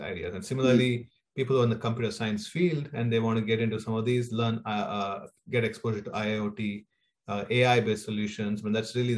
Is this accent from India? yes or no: yes; India; moved away as an adult; born and raised in India, and I spent there about 20 years of my life